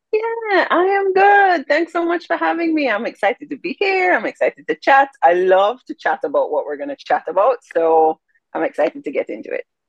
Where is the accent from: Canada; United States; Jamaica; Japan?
Jamaica; I'm Jamaican